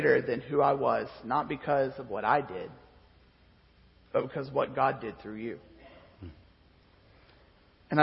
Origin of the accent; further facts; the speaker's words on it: Arkansas, United States; moved away as an adult; also born or lived in Lubbock, Texas; I'm from Arkansas, guys. I moved further south